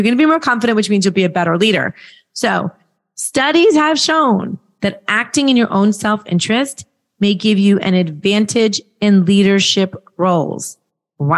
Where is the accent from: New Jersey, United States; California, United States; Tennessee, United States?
Tennessee, United States; Nashville; right in my hometown, right in Nashville, right down the street